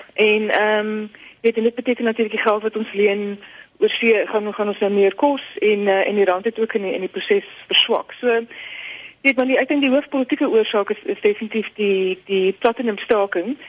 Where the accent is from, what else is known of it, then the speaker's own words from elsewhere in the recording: South Africa; ons het baie as Suid-Afrikaners